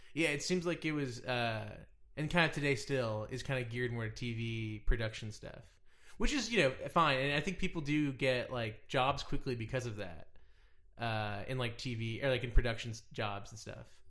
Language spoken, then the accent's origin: English; Dallas, Texas, United States; now in Los Angeles, United States; I'm from Dallas